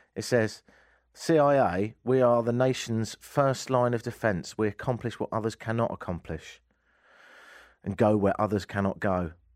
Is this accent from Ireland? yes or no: no; England, United Kingdom; moved away as an adult; now in Canada; I'm English